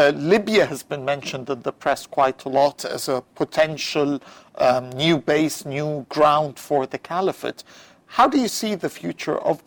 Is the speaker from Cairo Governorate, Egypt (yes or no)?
yes; Cairo, Cairo Governorate, Egypt; moved away; growing up in Cairo